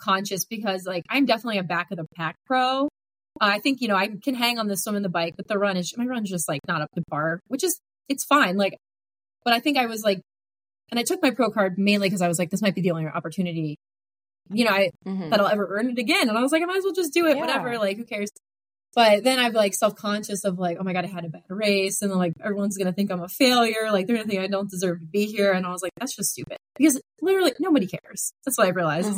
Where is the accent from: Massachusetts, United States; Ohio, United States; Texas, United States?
Ohio, United States; moved away; I am originally from Ohio. I started triathlons when I was living in Ohio in 2016